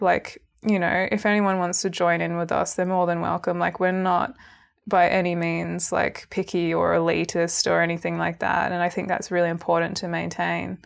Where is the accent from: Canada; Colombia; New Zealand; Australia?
Australia; Canberra, Australian Capital Territory; moved away as an adult; also born or lived in Sydney; now in Melbourne, Australia; I grew up in Canberra, moved to Sydney, And then I've, now I've been in Melbourne for three years